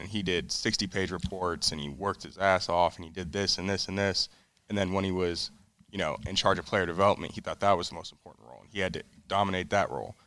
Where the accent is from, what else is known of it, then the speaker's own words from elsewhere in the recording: Colorado, United States; now in California, United States; I'm originally from Colorado. That's where I Well, that's where I grew up and went to high school, but I live in, uh, California now. That's where I was born